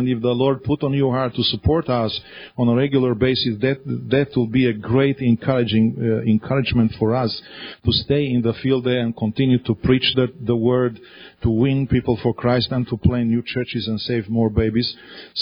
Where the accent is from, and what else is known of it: Romania; also born or lived in Australia